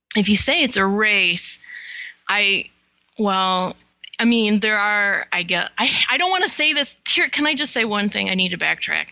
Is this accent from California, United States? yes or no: no; Detroit suburbs, Michigan, United States; we're from the Detroit suburbs